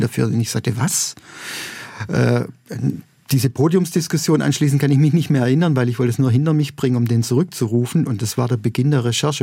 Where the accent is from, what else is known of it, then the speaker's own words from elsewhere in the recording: Neresheim, Baden-Württemberg, Germany; moved away; Ich komme aus Neresheim